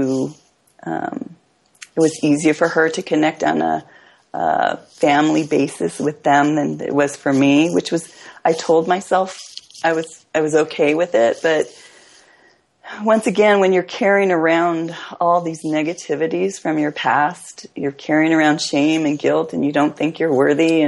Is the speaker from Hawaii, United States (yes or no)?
yes; Hawaii, United States; I grew up in Hawaii, where the idea of family was big